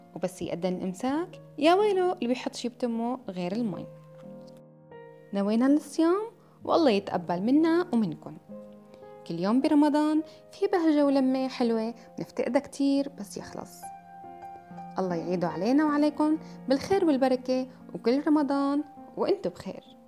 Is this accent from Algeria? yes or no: no; Syria; moved away; بلدي سوريا